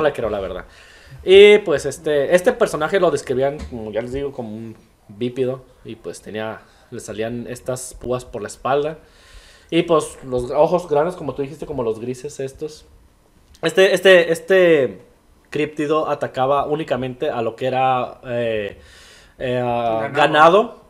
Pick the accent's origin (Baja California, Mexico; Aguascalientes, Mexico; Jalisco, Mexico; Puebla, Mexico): Jalisco, Mexico; Tlaquepaque; moved away as an adult; also born or lived in Guadalajara, Jalisco; Yo soy de Guadalajara, Jalisco, viví en Tlaquepaque, Jalisco, en un pueblito que se llama San Pedrito